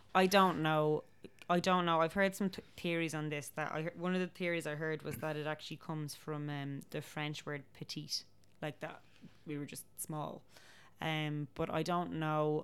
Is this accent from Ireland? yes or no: yes; Dublin, Leinster, Ireland; I feel very much like I'm from Dublin, and it's actually not just because of my dad's family, because my mom's family are very Dublin as well